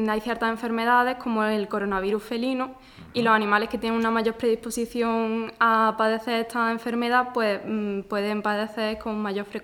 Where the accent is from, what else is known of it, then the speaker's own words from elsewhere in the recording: Córdoba, Andalusia, Spain; Y pues yo soy de aquí de Córdoba eh, y me gusta un poco de todo